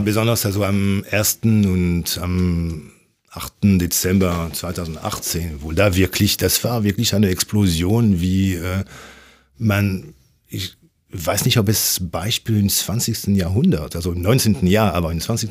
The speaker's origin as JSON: {"language": "German", "country": "France", "second_language": "German", "moved": "as an adult", "lives_now": "Germany", "said": "obwohl ich 30 Jahre in Deutschland lebe, aber als Franzose"}